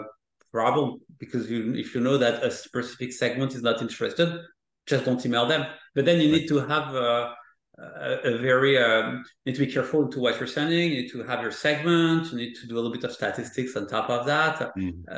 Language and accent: English; France; moved away; I'm coming from France